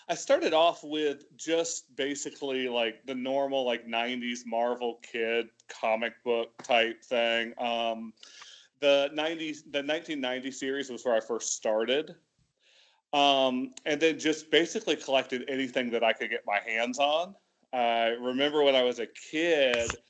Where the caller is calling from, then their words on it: Lebanon; So right now I am on the um, border between Lebanon and Syria.